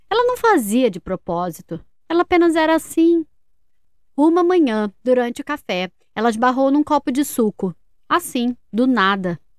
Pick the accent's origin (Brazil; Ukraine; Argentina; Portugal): Portugal; tenho 7 anos e venho de Portugal.